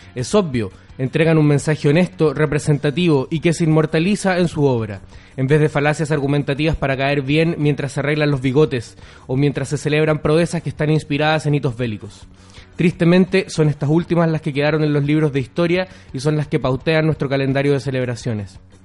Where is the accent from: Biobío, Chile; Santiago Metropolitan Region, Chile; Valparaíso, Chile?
Valparaíso, Chile; Viña del Mar; Yo, soy de Viña, no me gusta que me digan que soy de Valparaíso.